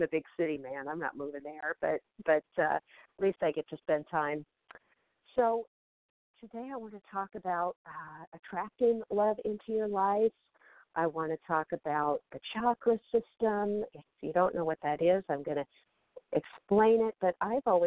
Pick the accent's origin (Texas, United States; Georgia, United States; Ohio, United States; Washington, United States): Washington, United States; Seattle; moved away; also born or lived in Beverly Hills; I've been up here in Washington State near Seattle, my hometown